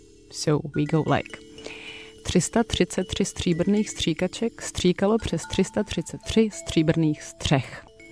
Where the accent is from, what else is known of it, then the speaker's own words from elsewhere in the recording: Prague, Czechia; English is a second language; from Prague, Czech Republic